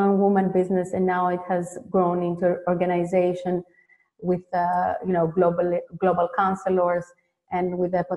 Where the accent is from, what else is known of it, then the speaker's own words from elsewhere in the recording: Greece; moved away as an adult; now in Netherlands; I was born and raised in Greece